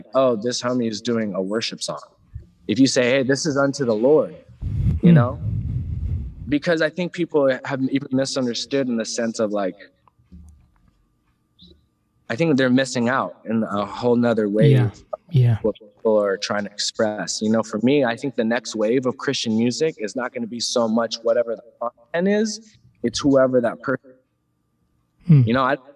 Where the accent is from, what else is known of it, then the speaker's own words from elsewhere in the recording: San Diego, California, United States; I grew up in San Diego